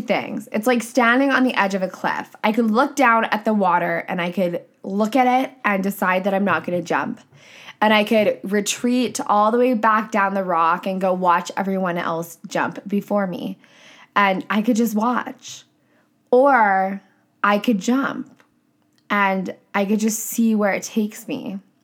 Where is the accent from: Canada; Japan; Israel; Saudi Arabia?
Canada; I'm a Canadian coach